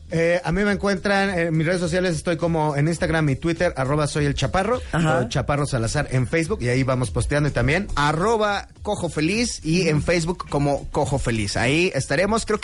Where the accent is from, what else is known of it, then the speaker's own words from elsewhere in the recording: Mexico City, Mexico; also born or lived in Narvarte, Mexico City; yo soy de Iztapalapa y actualmente pues vivo en la colonia Narvarte, o sea, ya vivo más o menos eh, rodeado de la clase media